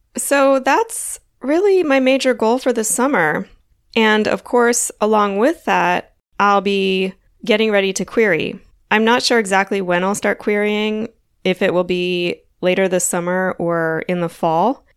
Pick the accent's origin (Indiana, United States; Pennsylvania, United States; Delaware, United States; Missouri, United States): Delaware, United States; Wilmington; moved away; also born or lived in Florida; I grew up in Wilmington, Delaware